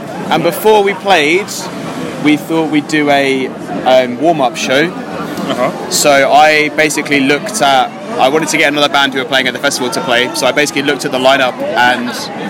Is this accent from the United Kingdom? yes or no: yes; London, United Kingdom; So 2 of us live in Brighton at the minute, and then the rest of us are all London. We're all like London born and raised in London, West London.